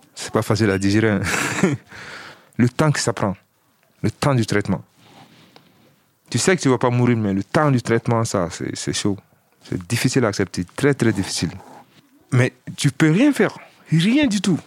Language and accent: French; Mali; moved away as an adult; also born or lived in Villetaneuse, France; now in France; J'ai 32 ans et je viens du Mali.